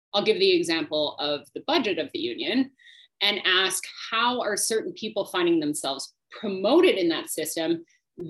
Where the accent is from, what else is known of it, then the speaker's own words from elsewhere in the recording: Saskatchewan, Canada; I grew up in Saskatchewan